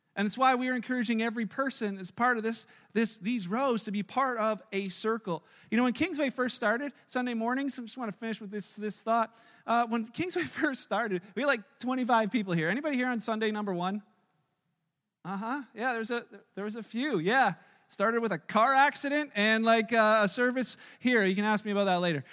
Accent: Canada; we're so great at being Canadian

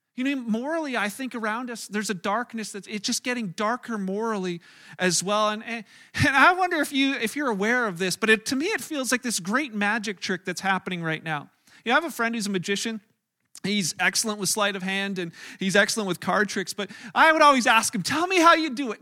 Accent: Canada; as a Canadian

